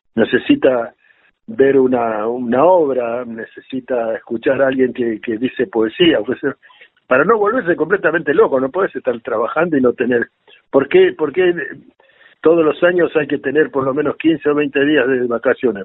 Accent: Buenos Aires, Argentina; yo cuando era pibe eh, me crecí en Barracas

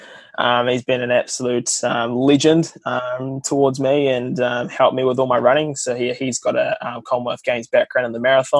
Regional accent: Whakatane, Bay of Plenty, New Zealand; Karis is a local sub-development business in New Zealand in my hometown. And Whakatane Cycle Centres

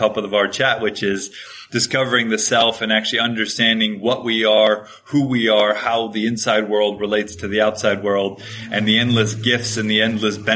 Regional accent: Hawaii, United States; I grew up in Hawaii

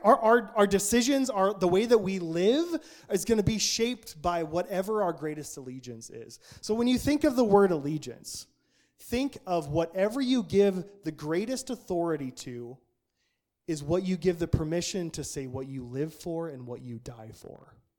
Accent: Nampa, Idaho, United States; the culture I grew up in Nampa, Idaho

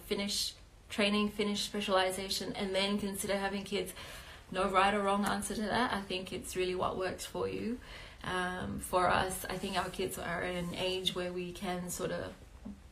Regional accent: Malaysia; also born or lived in Adelaide, Australia; now in Melbourne, Australia; I am originally from Malaysia

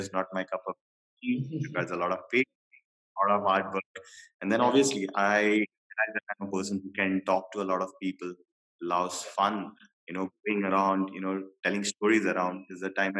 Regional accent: Maharashtra, India; also born or lived in Kerala; I am basically from Kerala and raised up in Maharashtra.

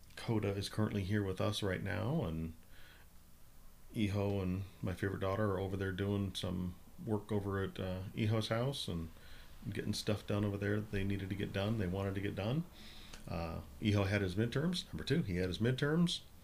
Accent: Minnesota, United States; I grew up in Minnesota

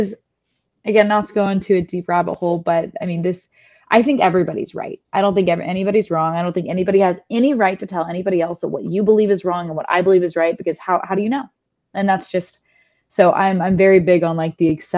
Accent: Franklin, Tennessee, United States; accent: Southern; I grew up in the Bible Belt. I grew up in, like you said, predominantly white town

